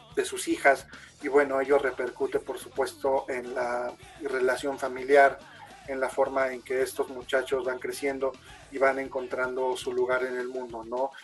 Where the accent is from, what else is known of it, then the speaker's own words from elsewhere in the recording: Mexico; como mexicanos